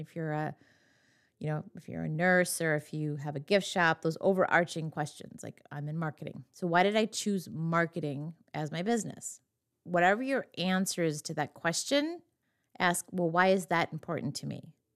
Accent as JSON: {"language": "English", "region": "western Wisconsin", "country": "United States", "tie": "born or raised there", "said": "my hometown, my very small hometown in western Wisconsin"}